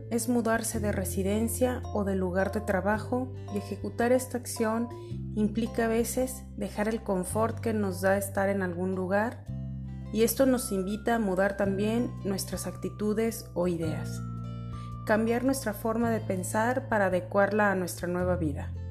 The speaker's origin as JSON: {"language": "Spanish", "town": "San Francisco", "region": "California", "country": "United States", "tie": "born or raised there", "also_born_or_lived": "Montreal, California, United States", "moved": "as an adult", "lives_now": "Mexico", "said": "Soy originario de San Francisco, California. Viví ahí desde mi nacimiento hasta los 24 años."}